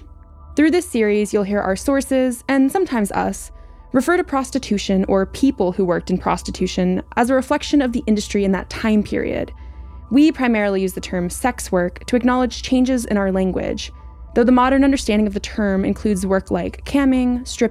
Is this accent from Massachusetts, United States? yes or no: no; San Antonio, Texas, United States; I'm from San Antonio